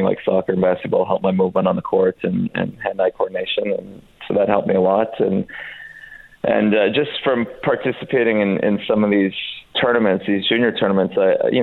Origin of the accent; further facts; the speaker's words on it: Canada; also born or lived in Serbia; We moved to Canada from Serbia when I was four